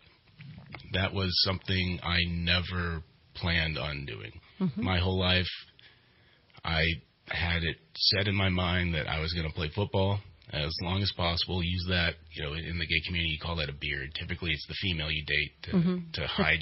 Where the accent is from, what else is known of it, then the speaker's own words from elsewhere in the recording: Redding, California, United States; I grew up here in Redding, California